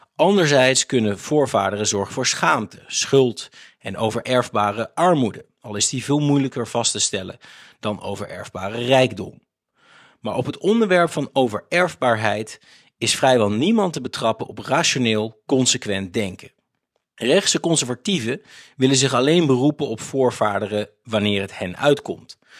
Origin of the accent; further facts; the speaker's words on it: Netherlands; Als Nederlanders